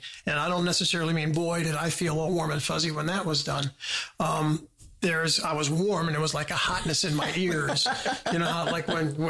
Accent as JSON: {"language": "English", "country": "United States", "said": "Yeah, I'm sorry. Yeah. I'm a Yankee."}